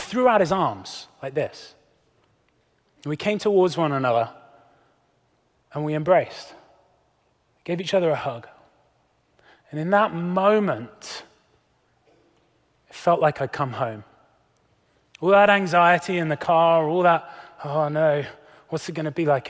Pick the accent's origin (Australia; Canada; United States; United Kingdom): United Kingdom; As a Brit